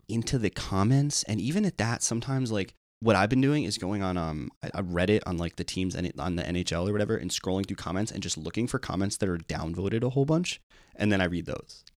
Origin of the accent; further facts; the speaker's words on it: New York, United States; we're from New York